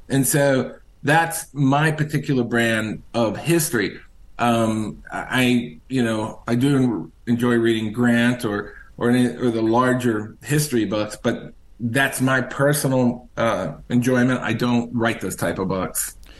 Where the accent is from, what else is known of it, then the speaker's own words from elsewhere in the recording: Richmond, Virginia, United States; I'm originally from Richmond, Virginia